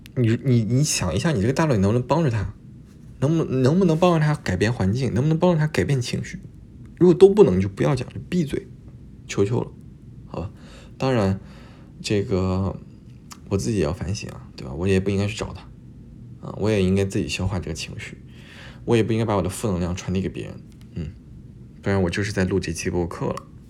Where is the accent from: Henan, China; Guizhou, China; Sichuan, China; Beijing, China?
Henan, China; Luoyang; moved away as an adult; also born or lived in Montreal, Canada; now in Toronto, Canada; 我是洛阳的嘛